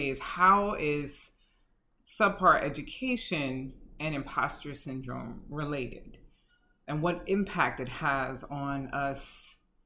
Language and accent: English; New York City, New York, United States; I grew up in Bedford-Stuyvesant, Brooklyn, back in the day